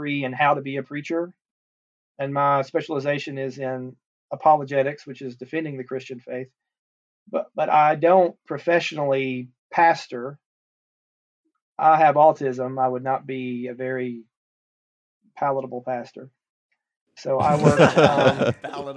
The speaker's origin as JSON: {"language": "English", "town": "Chattanooga", "region": "Tennessee", "country": "United States", "tie": "born or raised there", "moved": "yes", "lives_now": "Cartersville, Georgia, United States", "said": "So I'm from Chattanooga, Tennessee. I grew up going to a church called Woodland Park Baptist Church"}